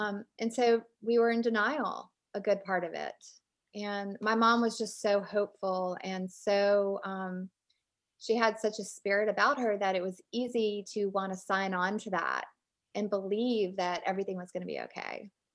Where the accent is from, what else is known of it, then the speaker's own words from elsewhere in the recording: Richmond, Virginia, United States; moved away as an adult; also born or lived in Alabama; now in North Carolina, United States; I grew up in Richmond, Virginia, and I live in North Carolina now